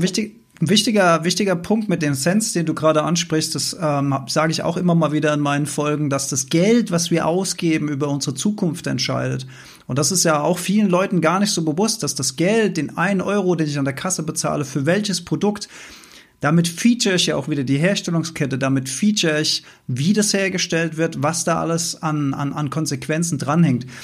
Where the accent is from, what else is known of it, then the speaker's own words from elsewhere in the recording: Germany; ich bin ja als, als Deutscher mit dem Mindset aufgewachsen, dass Deutschland ein sehr grünes Land ist